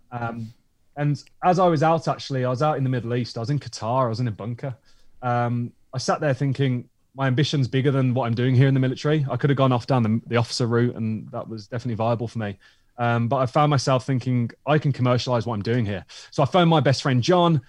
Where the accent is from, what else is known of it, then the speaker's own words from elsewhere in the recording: Tenerife, Canary Islands, Spain; now in United Kingdom; my friend Lydon, who I grew up with in Tenerife